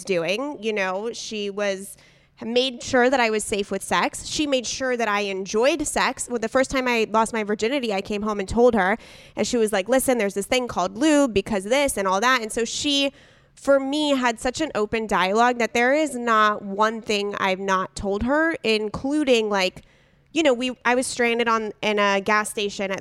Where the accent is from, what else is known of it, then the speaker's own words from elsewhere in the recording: San Diego, California, United States; I'm in San Diego. She's in LA, but we grew up in San Diego together